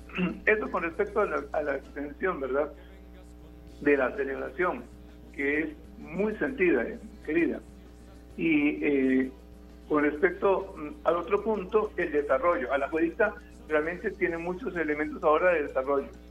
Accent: San José, Costa Rica; soy de Barrio México.

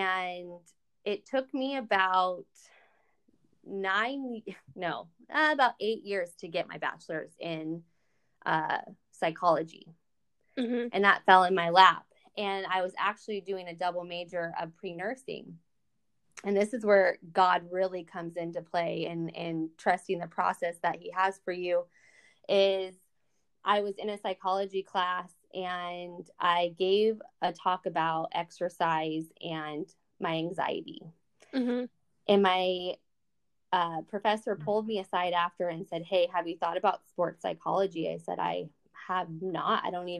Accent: San Diego, California, United States; moved away as an adult; also born or lived in Louisiana; I'm from California. I'm born and raised in San Diego.

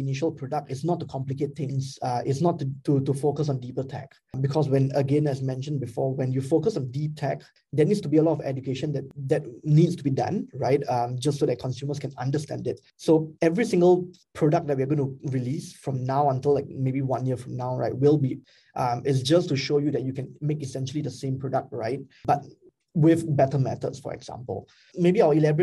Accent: Singapore; I am Singaporean as well

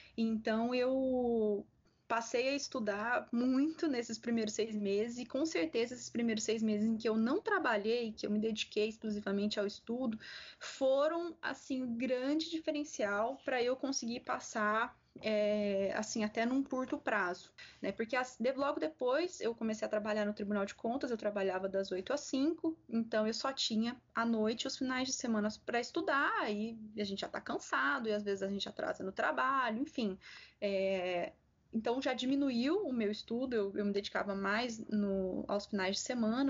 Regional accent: interior of São Paulo state, Brazil; moved away as an adult; also born or lived in Santiago de Compostela, Spain; now in Goiás, Brazil; no interior do estado de São Paulo, de onde eu sou

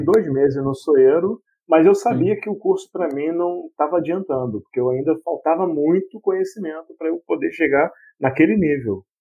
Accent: Queimados, Rio de Janeiro, Brazil; Nascido e criado em Queimados

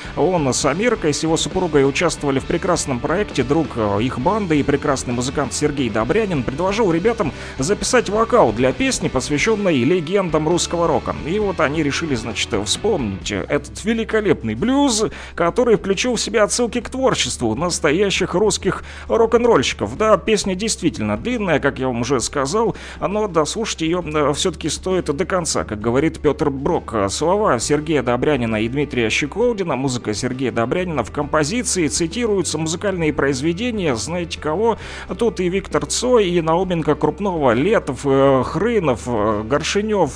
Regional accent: Luhansk, Luhansk Oblast, Ukraine; я да, тоже из Луганска

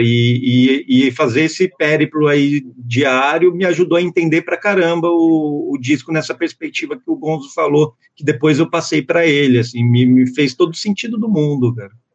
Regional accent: Santo André, São Paulo, Brazil; moved away; eu fui criado entre Santo André e o Parque São Rafael

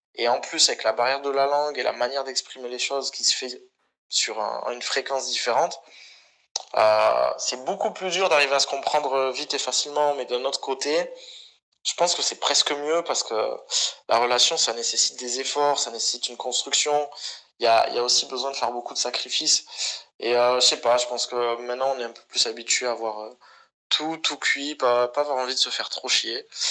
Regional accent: France; accent: French; moved away; also born or lived in Barcelona, Spain; je suis de Barcelone. Bah, j'y vivais, tu vois, mais avec un air bien français

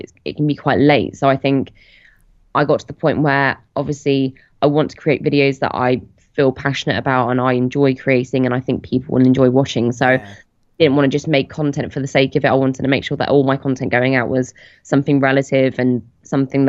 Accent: Plymouth, South West England, United Kingdom; moved away as an adult; now in London, United Kingdom; Originally from Plymouth, and then I moved to London about 7 years ago now.

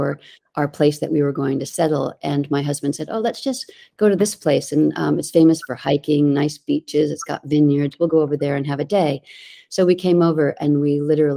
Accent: East Coast of the United States, United States; moved away as an adult; also born or lived in New York City; now in Waiheke Island, New Zealand; So I grew up on the East Coast of the United States.

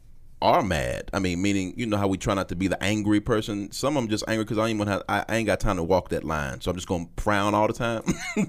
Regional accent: St. Louis, Missouri, United States; Okay, so you give them that look like I'm from St. Louis, so.

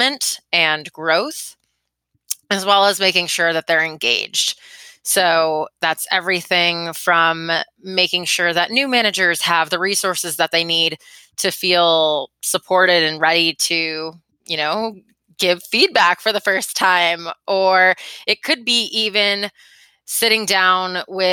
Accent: Florida, United States; moved away as an adult; also born or lived in Beijing, China / Shanghai, China; now in Boston, United States; I am from Florida

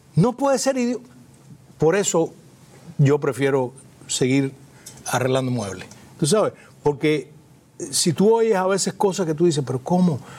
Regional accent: Cuba; siendo cubanos todos

